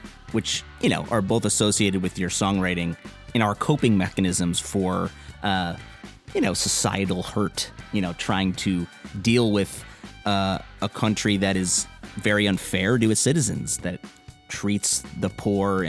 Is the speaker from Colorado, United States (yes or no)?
no; Chicago, Illinois, United States; which I grew up listening to in Chicago.